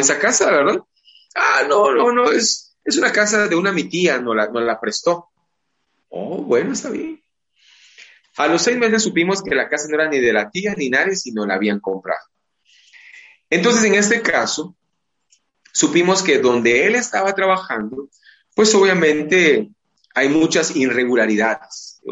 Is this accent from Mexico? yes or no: no; Guatemala; es parte de nuestra idiosincrasia, es parte de nuestra forma, de nuestro ser como guatemaltecos